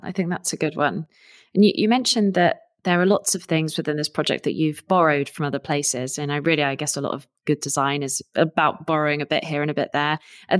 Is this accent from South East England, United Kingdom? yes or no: yes; Surrey, South East England, United Kingdom; I grew up in Surrey, so lots of lovely small rivers and places to walk and swim.